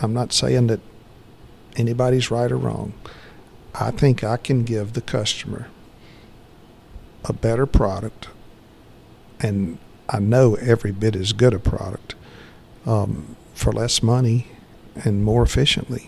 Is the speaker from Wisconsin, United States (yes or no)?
no; Conyers, Georgia, United States; I grew up right outside of Atlanta in Conyers